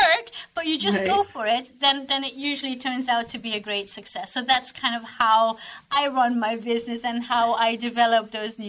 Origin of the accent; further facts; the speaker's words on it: Belgium; now in Norway; I'm originally from Belgium. I've been in Norway for 8 years, but I've lived and worked in 10 countries.